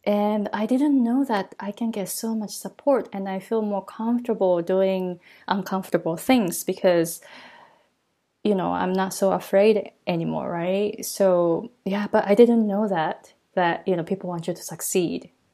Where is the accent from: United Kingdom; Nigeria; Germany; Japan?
Japan; accent: thick Japanese accent; English is a second language; moved away as an adult; now in Hawaii, United States; I grew up in Japan, right? So I'm really Japanese